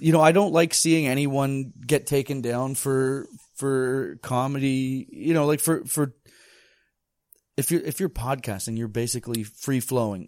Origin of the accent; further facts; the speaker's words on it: Bracebridge, Ontario, Canada; also born or lived in Toronto, Ontario; I'm from Bracebridge, Ontario.